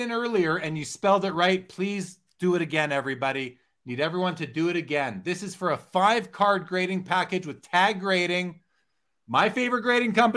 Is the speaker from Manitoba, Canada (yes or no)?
yes; Winnipeg, Manitoba, Canada; When I was growing up in Winnipeg, I used my paper route money and bought my first little TV